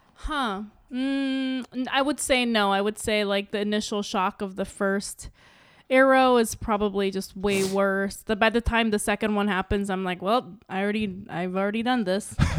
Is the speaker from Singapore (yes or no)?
no; Saipan, Northern Mariana Islands; having being someone that grew up in Saipan